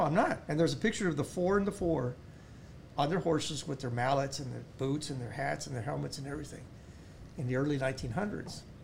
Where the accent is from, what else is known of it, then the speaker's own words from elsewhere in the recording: United States; I'm an American.